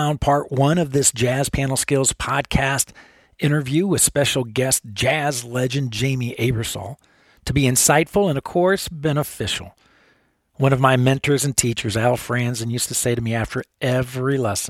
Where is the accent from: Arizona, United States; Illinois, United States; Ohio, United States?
Illinois, United States; I grew up in Illinois in the Quad Cities